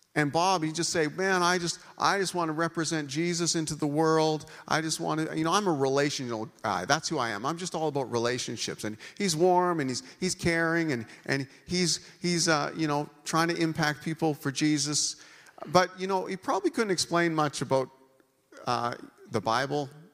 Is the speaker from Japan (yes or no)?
no; Canada; being a Canadian